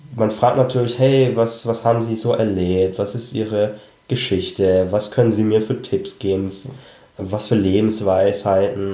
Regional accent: Germany; wir sind ja alle in Deutschland aufgewachsen

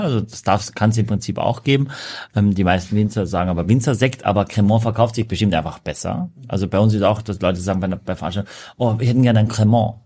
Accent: Austria; now in Germany; als Österreicher

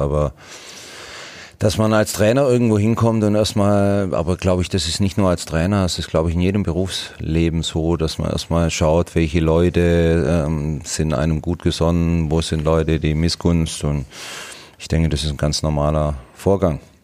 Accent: Swabia, Germany; Was bin ich Schwabe

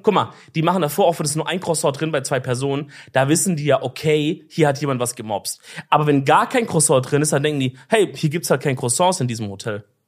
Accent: Swabia, Baden-Württemberg, Germany; als Schwabe

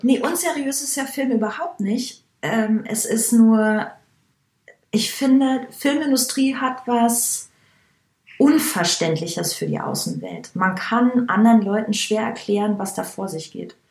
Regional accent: Langenmosen, Bavaria, Germany; now in Berlin, Germany; Das Dorf, in dem ich, also, in dem ich groß wurde, heißt Langenmosen

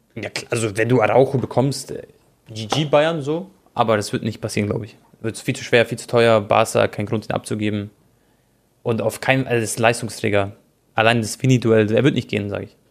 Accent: Croatia; ich bin Kroate

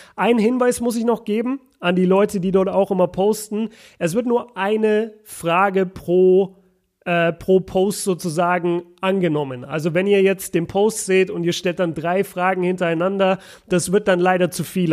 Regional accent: Nuremberg, Bavaria, Germany; Grüße in meine, in meine Heimat

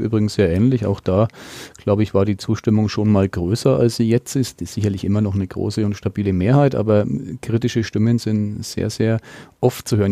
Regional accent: Nuremberg, Bavaria, Germany; als Nürnberger

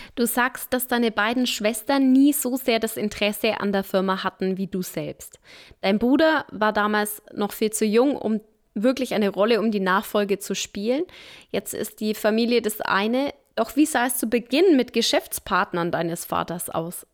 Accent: Nuremberg, Bavaria, Germany; ich bin im Knoblauchsland aufgewachsen, also im Nürnberger Norden

